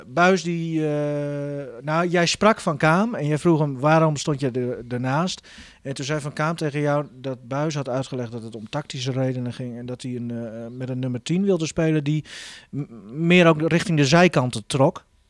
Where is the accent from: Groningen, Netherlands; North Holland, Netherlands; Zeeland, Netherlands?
Groningen, Netherlands; wij als Groningers